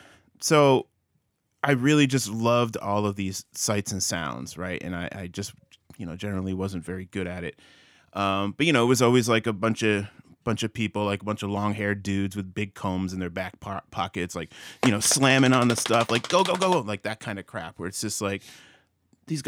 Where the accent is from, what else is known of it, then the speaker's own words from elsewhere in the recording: Milford, Connecticut, United States; So I grew up in Milford, Connecticut, outside of New Haven.